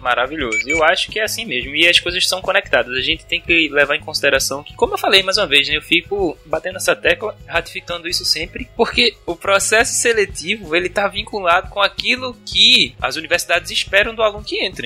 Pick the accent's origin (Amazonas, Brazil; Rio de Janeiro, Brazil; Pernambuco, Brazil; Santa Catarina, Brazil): Pernambuco, Brazil; Recife; como bom recifense